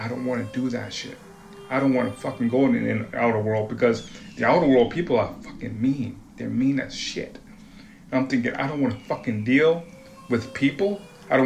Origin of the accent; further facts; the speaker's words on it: Woonsocket, Rhode Island, United States; moved away as an adult; also born or lived in Kansas City; now in Beaverton, United States; I'm from Providence, Rhode Island, or Woonsocket